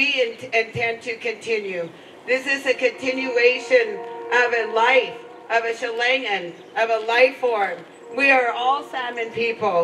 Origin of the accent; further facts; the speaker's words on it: Lummi, Washington, United States; we're from Lummi